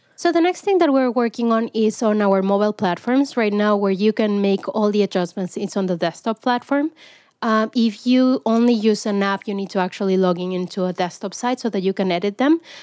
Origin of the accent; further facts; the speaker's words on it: Mexico; moved away as an adult; now in United States; I grew up in Mexico